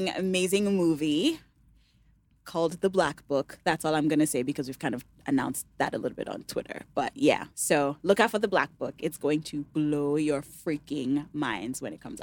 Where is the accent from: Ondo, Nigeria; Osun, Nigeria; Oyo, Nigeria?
Osun, Nigeria; Ede; also born or lived in United States; known for playing the talking drum in my hometown